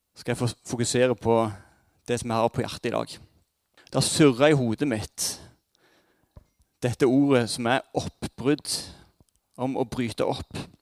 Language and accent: Norwegian; Jæren, Rogaland, Norway; Som jærbuer er vi et trygghetssøkende folkeslag